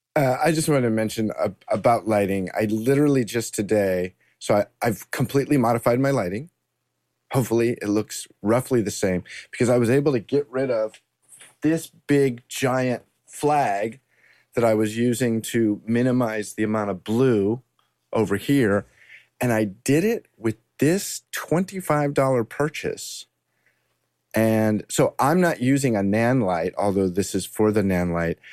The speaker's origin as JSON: {"language": "English", "region": "Southern California", "country": "United States", "tie": "born or raised there", "said": "I grew up in Southern California"}